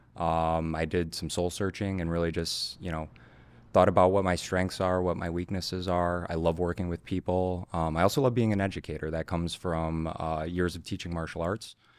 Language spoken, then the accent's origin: English; Chicago, Illinois, United States; born and raised in Chicago, uh, grew up on the north side, Old Town, Lincoln Park, Lakeview